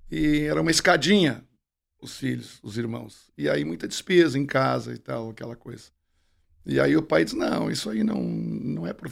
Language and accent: Portuguese; Bom Jesus, Rio Grande do Sul, Brazil; Eu nasci em Bom Jesus.